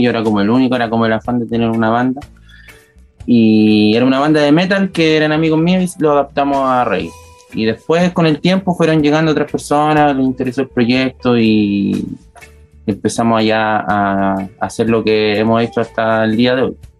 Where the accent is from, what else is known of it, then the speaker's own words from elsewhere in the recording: Concepción, Biobío, Chile; Nosotros somos de acá, pues, somos penquistas, pencochas